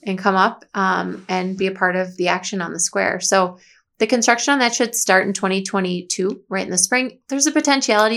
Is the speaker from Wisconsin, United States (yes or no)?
yes; Watertown, Wisconsin, United States; serve the community I was born and raised